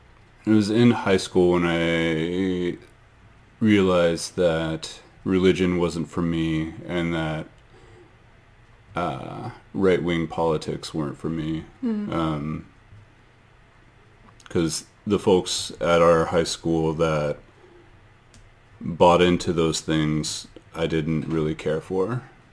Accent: Cypress, Texas, United States; moved away as an adult; also born or lived in Austin, Texas; now in United States (Northeast); So we met in high school in Cypress, Texas.

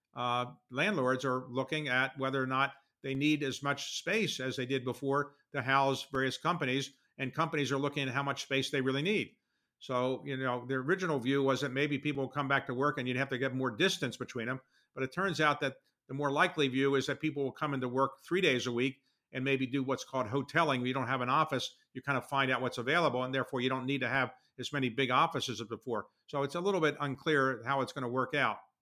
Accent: Baltimore, Maryland, United States; my hometown paper, the Baltimore Sun

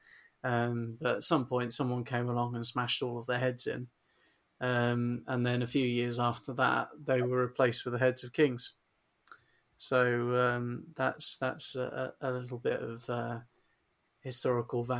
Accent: United Kingdom; British people

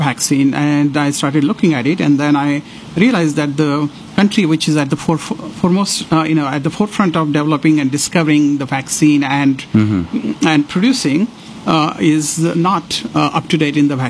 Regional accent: Sangli, Maharashtra, India; moved away as an adult; also born or lived in Athens, Georgia, United States; now in Houston, United States; I'm from Sangli

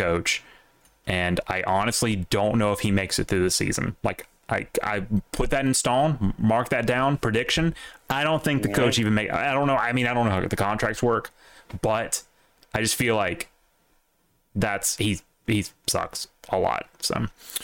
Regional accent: the South, United States; As a Southerner

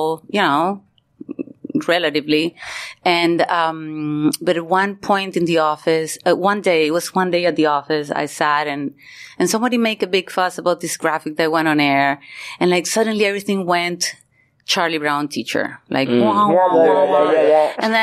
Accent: Maracaibo, Zulia, Venezuela; moved away as an adult; also born or lived in Miami / New York; I was born and raised in Venezuela, in Maracaibo, Venezuela

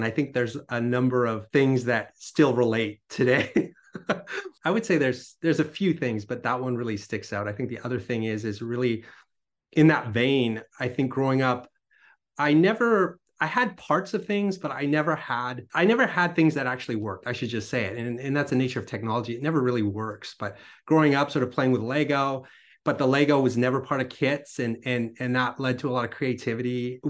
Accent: British Columbia, Canada; born there; I was born on Vancouver Island, so on an island, and kind of surrounded by nature

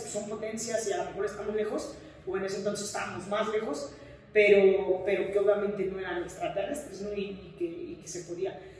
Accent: Mexico; moved away as an adult; also born or lived in Finland / United States; como mexicanos tenemos grandes cualidades

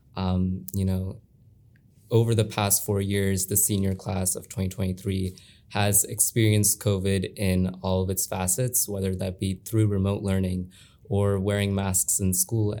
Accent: Olentangy, Ohio, United States; I have been here since first grade.

